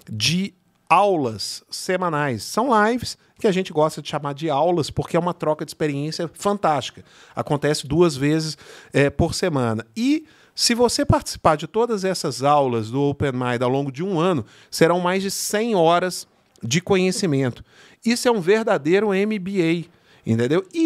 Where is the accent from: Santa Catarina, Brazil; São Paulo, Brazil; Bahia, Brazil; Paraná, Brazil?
São Paulo, Brazil; São Bernardo do Campo; o Jailton é meu vizinho, nós somos de São {S0} Bernardo.